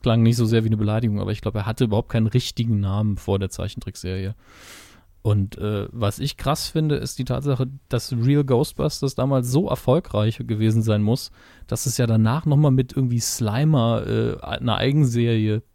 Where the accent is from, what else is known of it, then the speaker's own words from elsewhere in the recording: Saarland, Germany; Ich bin Saarländer, das ist mit dem S immer sehr problematisch bei uns